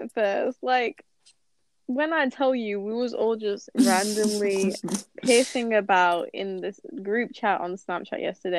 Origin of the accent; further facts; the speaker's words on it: Chesterfield, East Midlands, United Kingdom; I'm from Chesterfield. Big up 21 years old.